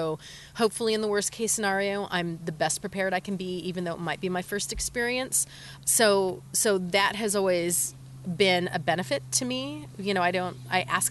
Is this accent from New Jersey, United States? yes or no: no; California, United States; moved away as an adult; I grew up in California, but I have traveled all over the world and I've lived a lot of different places